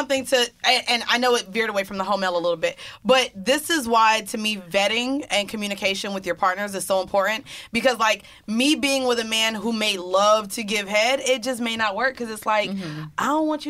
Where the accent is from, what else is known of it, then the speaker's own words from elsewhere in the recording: New York City, New York, United States; I'm from the Bronx.